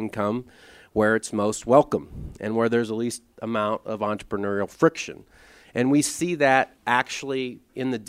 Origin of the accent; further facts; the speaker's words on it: Missouri, United States; I'm from the Show Me State, Missouri, or Missouri